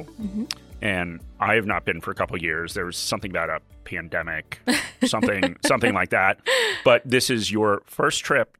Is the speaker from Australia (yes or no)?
yes; Australia; As an Australian, and I'll have to get this visa.